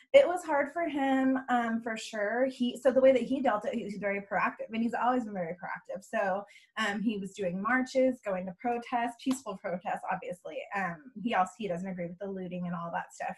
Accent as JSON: {"language": "English", "area": "Bay Area", "region": "California", "country": "United States", "moved": "as an adult", "lives_now": "Texas, United States", "said": "I am originally from California, um, from the Bay Area. Um, I moved out here about gosh, eight years ago"}